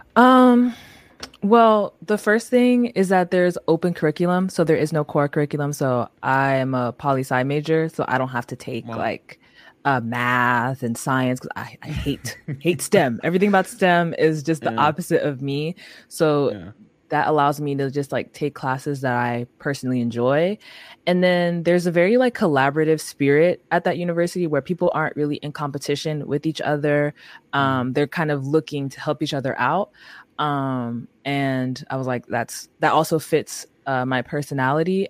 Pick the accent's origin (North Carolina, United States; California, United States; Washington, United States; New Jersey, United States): California, United States; San Francisco; also born or lived in Atlanta, Georgia; we moved to San Francisco when I was like three ish